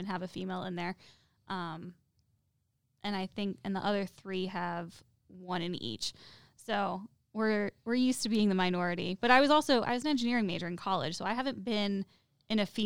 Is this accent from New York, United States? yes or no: yes; next to West Point, New York, United States; moved away as an adult; also born or lived in Germany; I grew up next to West Point, United States Military Academy